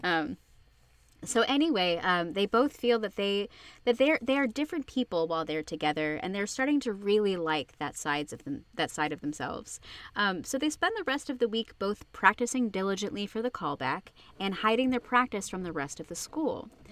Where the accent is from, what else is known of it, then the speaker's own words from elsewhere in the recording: Arizona, United States; every high school in Arizona goes out